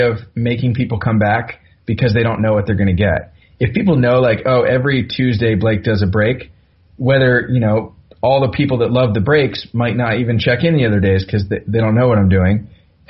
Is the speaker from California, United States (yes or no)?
yes; Bay Area, California, United States; I'm from the Bay Area